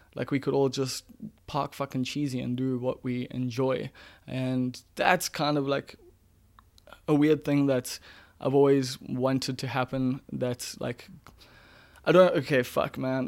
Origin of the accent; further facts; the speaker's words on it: Umbilo, KwaZulu-Natal, South Africa; growing up in Mbilo